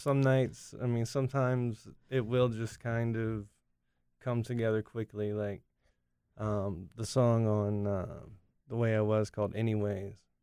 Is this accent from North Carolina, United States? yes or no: yes; Cary, North Carolina, United States; I grew up in Cary